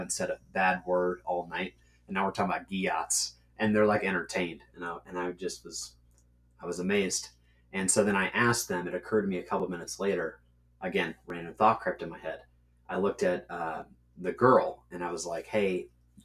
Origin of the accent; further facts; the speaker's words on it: Catskill, New York, United States; I'm from Catskill, New York